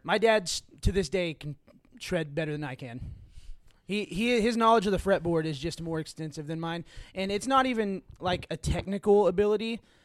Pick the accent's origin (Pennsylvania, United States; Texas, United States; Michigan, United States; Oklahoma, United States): Oklahoma, United States; Fort Gibson; I'm from Fort Gibson, Oklahoma